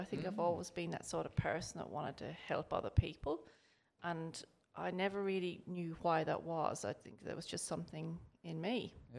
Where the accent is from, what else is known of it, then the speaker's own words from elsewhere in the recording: Ireland; moved away as an adult; also born or lived in England / Middle East; I wanted to be a nurse when I was a little girl growing up in Ireland.